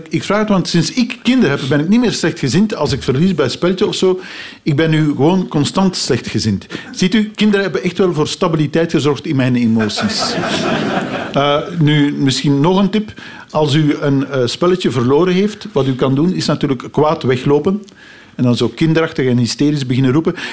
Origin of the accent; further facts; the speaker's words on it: Aalst, Flanders, Belgium; ik ben van Alst. Ik ga geregeld naar het carnaval in Alst.